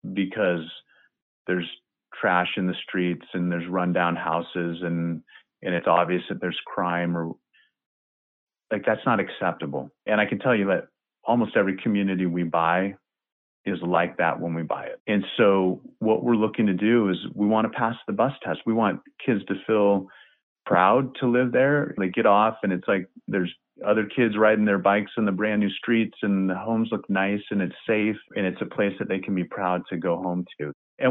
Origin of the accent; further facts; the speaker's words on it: Cedar Rapids, Iowa, United States; I grew up in Cedar Rapids, Iowa